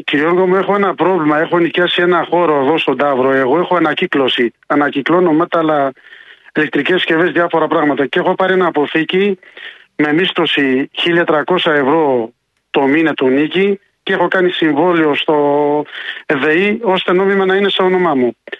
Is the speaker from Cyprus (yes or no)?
no; from Iraq, Kurdistan Region, Iraq; Greek is a second language; moved away as an adult; now in Tavros, Greece; Είμαι Κούρδο, από Ιράκ, είμαι και είμαι γύρω στις 25 χρόνια εδώ στην Ελλάδα